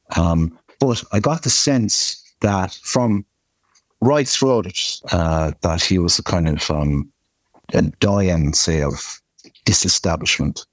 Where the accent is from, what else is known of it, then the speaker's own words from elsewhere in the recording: Kerry, Munster, Ireland; I'm from Kerry and we're very proud of our own place here.